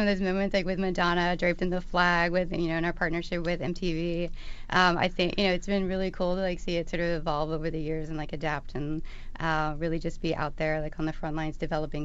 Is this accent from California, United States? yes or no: no; Austin, Texas, United States; moved away as an adult; also born or lived in Baltimore; I grew up in Austin, in and around, like in the city, but also in the suburbs throughout pretty much all of my life